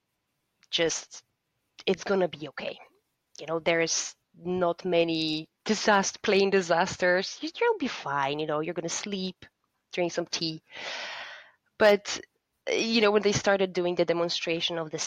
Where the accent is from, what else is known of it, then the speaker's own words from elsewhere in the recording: Poland; my home country, being Poland